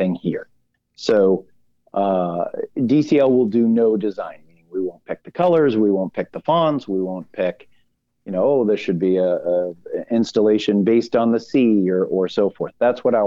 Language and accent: English; Boston, Massachusetts, United States; I'm born and raised in Boston